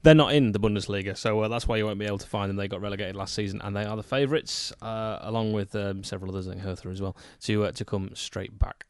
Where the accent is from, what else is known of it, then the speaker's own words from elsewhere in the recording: United Kingdom; I'm British